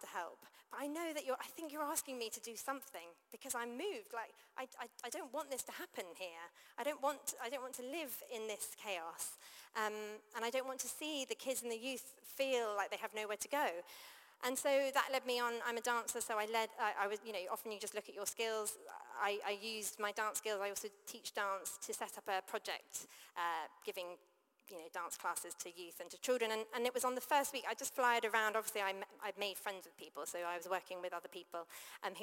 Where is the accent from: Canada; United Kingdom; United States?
United Kingdom; also born or lived in London; I grew up outside of London